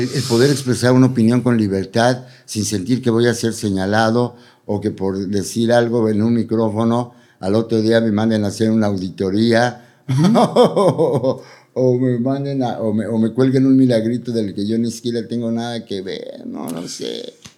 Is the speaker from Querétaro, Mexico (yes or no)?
no; Puebla, Mexico; moved away; also born or lived in Mexico City; A diferencia de cómo crecí en Puebla y a diferencia de cómo crecí, o sea, como mi juventud en la Ciudad de México